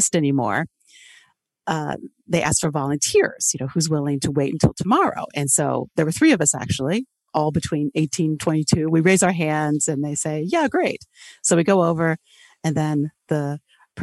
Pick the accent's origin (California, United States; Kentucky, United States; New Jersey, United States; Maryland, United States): Kentucky, United States; Louisville; first language English; moved away as an adult; also born or lived in Taiwan; now in Beijing, China; I'm from Louisville, Kentucky